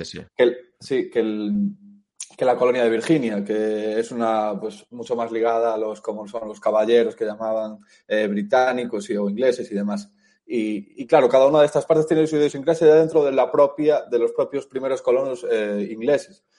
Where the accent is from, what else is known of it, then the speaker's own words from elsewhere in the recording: A Coruña, Galicia, Spain; also born or lived in United States; yo soy, de Galicia, soy de Coruña